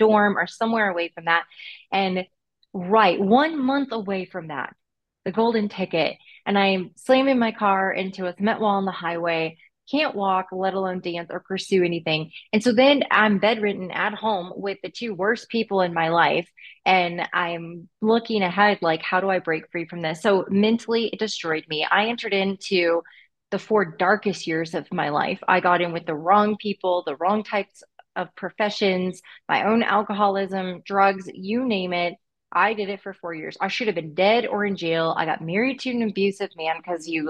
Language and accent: English; Northwest Indiana, United States; I'm from Northwest Indiana. My parents owned a performing arts school.